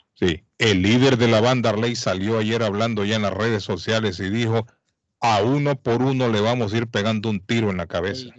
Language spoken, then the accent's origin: Spanish; La Ceiba, Atlántida, Honduras; now in Boston, United States; mi pueblo